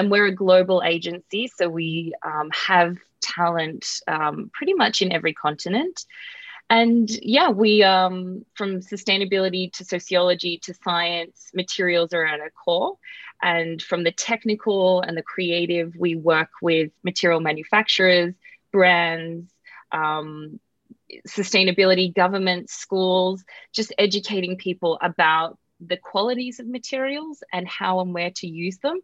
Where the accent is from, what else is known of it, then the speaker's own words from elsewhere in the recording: Australia; moved away as an adult; now in United States; I'm Australian, if you can tell by my voice. So I moved to America